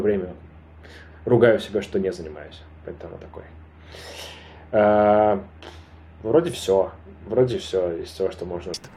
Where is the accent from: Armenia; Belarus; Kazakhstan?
Armenia; я армянин, я живу в Армении